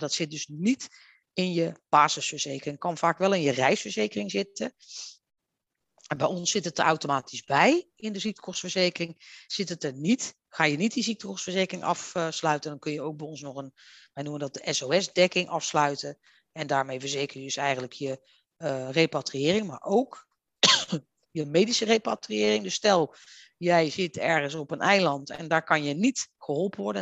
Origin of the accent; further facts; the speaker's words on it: Netherlands; wij zijn als Nederlanders